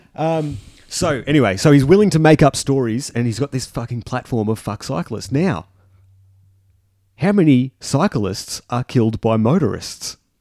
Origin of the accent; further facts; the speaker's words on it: Junee, New South Wales, Australia; I'm from June